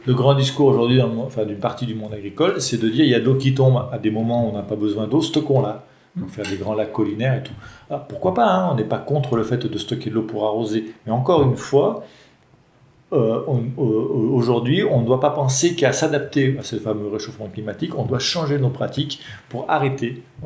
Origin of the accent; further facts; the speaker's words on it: Mornant, Auvergne-Rhône-Alpes, France; Uniferme à Mornan. C'est mon village natal